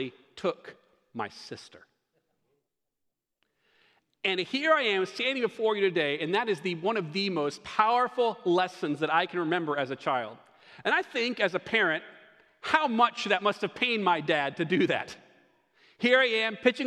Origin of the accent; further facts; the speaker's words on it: Greenville, South Carolina, United States; my hometown of Greenville, South Carolina